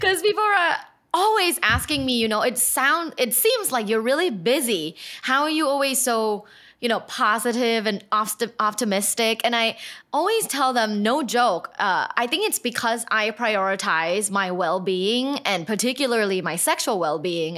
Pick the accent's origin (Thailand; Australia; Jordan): Thailand; I'm from Thailand.